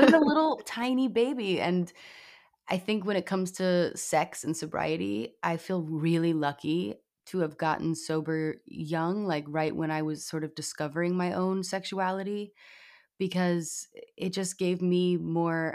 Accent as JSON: {"language": "English", "town": "New York City", "region": "New York", "country": "United States", "tie": "born or raised there", "said": "I grew up in New York City"}